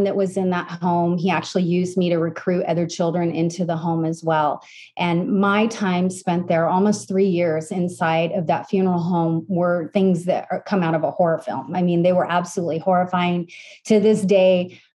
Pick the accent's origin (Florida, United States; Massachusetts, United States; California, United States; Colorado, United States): California, United States; San Francisco; I grew up in California in San Francisco in the suburbs